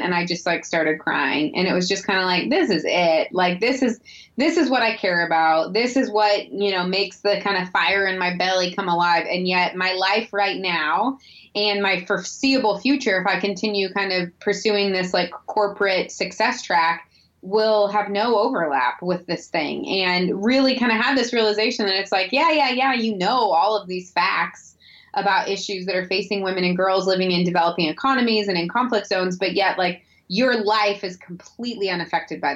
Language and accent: English; St. Louis, Missouri, United States; I grew up in Missouri, in St. Louis, actually.